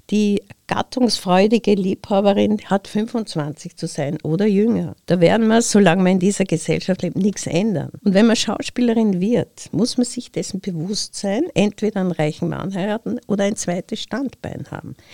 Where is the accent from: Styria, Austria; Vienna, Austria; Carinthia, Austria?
Styria, Austria; Graz; born there; Weil ich bin ja gebürtige Grazerin und wenn ich aus gut kann, dann ist es der steirische Dialekt